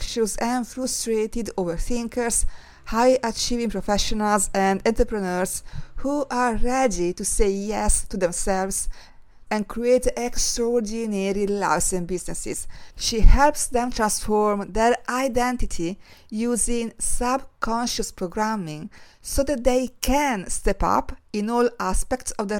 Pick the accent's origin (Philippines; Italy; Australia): Italy; now in London, United Kingdom; Growing up in Italy